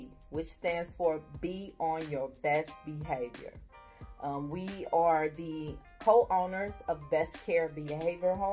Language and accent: English; Kansas City, Missouri, United States; I was the one and only born in Kansas City, Missouri